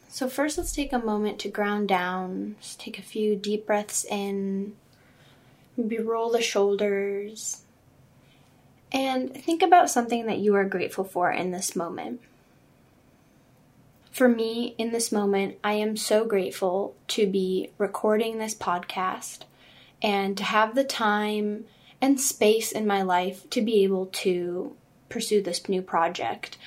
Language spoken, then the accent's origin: English; Southern California, United States; also born or lived in Czech Republic / New Hampshire / Chicago; now in Orange County, United States; mainly grew up in Southern California